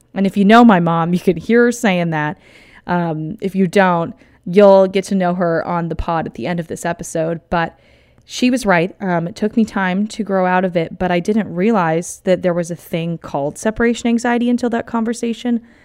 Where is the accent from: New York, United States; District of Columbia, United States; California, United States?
California, United States; Southern; I'm from California, SoCal to be exact